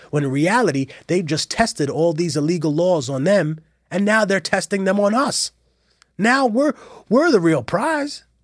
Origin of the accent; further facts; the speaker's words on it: Peru; And oh, where are you from? I'm from Peru.